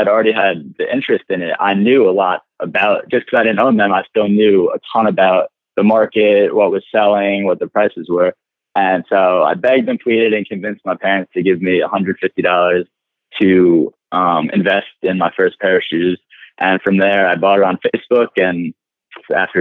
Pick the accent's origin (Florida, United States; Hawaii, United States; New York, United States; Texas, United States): New York, United States; Chappaqua; I grew up in Chappaqua, New York, which is a town outside of the city, small suburb